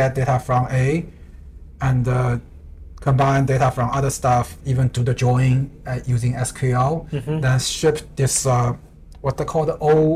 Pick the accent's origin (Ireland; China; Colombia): China; now in Vancouver, Canada; I'm coming from China